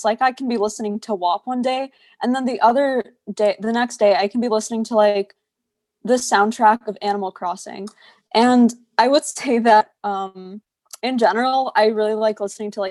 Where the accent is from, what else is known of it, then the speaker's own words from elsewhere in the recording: New York City, New York, United States; I grew up in Staten Island, which is a borough in New York City